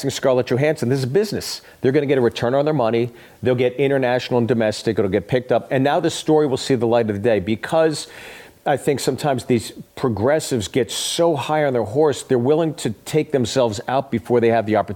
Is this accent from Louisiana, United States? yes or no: no; Pittsburgh, Pennsylvania, United States; also born or lived in Los Angeles / Kent, Ohio; now in Nashville, United States; I'm from Pittsburgh.